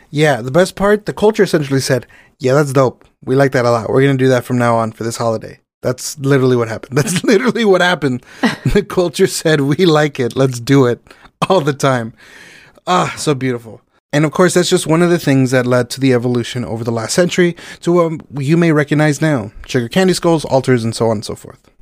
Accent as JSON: {"language": "English", "country": "Mexico", "first_language": "Spanish", "second_language": "English", "said": "my native language, and beautiful, lovely Mexico"}